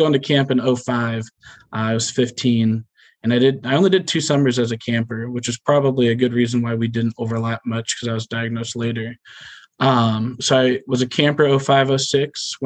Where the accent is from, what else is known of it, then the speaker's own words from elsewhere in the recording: Gahanna, Ohio, United States; I grew up in Gahanna, Ohio, born and raised, same house, 31 years